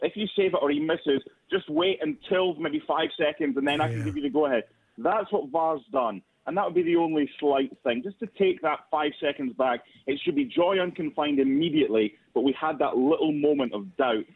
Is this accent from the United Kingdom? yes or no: yes; Scotland, United Kingdom; we're Scottish